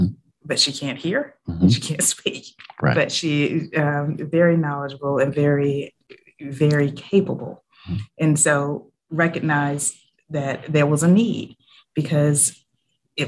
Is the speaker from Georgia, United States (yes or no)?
yes; Montezuma, Georgia, United States; moved away as an adult; now in Savannah, United States; I grew up in Montezuma, Georgia, which is a very small town in what I like to call lower middle Georgia.